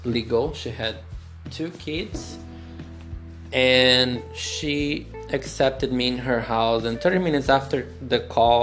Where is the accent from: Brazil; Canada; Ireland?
Brazil; moved away as an adult; also born or lived in Brighton; I'm from Brazil